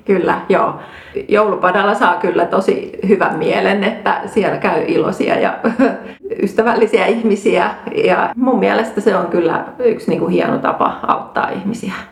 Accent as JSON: {"language": "Finnish", "town": "Rauma", "region": "Satakunta", "country": "Finland", "tie": "born or raised there", "said": "mä olen Raumalta kotoisin, eli syntynyt Raumalla"}